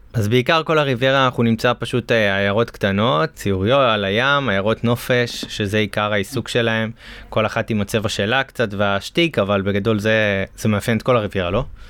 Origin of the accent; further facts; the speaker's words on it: Galilee, Northern District, Israel; אני, אני גדלתי בגליל, אז אנחנו היינו הולכים לכנרת